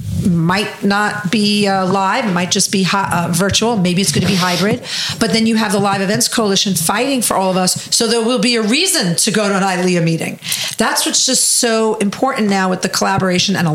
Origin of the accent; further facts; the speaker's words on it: New York City, New York, United States; I'm just from Brooklyn.